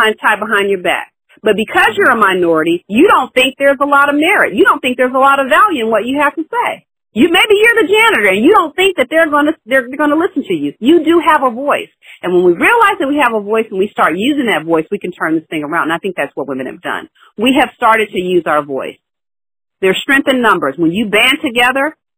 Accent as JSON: {"language": "English", "region": "the South", "country": "United States", "tie": "born or raised there", "also_born_or_lived": "Long Island, New York / Dallas", "moved": "yes", "lives_now": "San Francisco Bay Area, United States", "said": "I grew up in the South"}